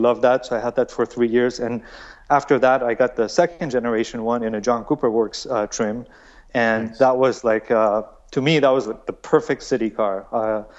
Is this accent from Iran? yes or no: yes; Iran; moved away; I was born in Iran, so we were living in Iran, and I was 4 years old